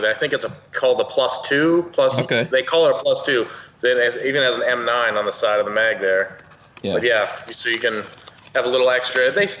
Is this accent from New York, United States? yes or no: no; Erie, Pennsylvania, United States; I was born in Erie, Pennsylvania.